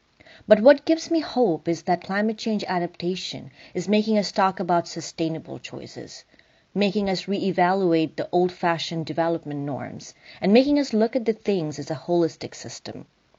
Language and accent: English; Bangladesh; moved away as an adult; now in Oregon, United States; I come from Bangladesh, one of the most climate vulnerable countries in the world.